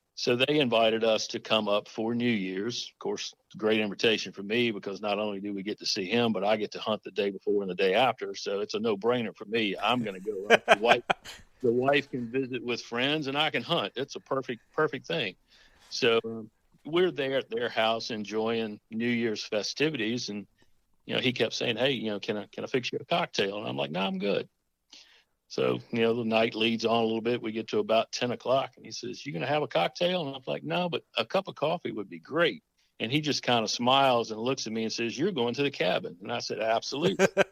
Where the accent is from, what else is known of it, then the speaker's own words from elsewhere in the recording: Nelson County, Central Virginia, United States; now in Yorktown, United States; I live in Tidewater, Virginia now. I actually reside in Yorktown, but I grew up in Central Virginia, uh, Nelson County.